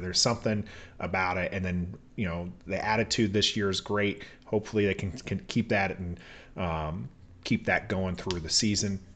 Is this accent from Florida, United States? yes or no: no; Oklahoma, United States; moved away; I was born in Oklahoma